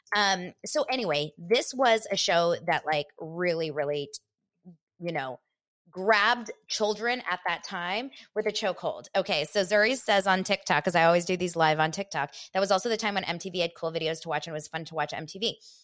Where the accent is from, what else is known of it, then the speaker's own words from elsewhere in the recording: Los Angeles, California, United States; grew up here in Los Angeles